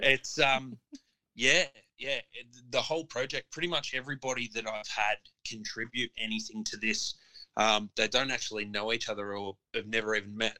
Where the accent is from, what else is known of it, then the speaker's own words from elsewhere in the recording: Melbourne, Victoria, Australia; me being proudly from Melbourne